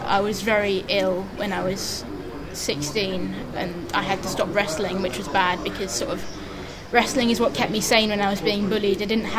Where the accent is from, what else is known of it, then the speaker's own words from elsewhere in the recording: France; born there; Thatcher. That's the main reason I was born in France.